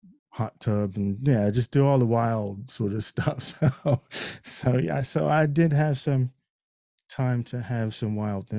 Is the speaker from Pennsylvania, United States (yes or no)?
no; Fort Monmouth, New Jersey, United States; And it was back on my home turf, because I, you know, I grew up in Fort Monmouth, New Jersey, so I was back at home.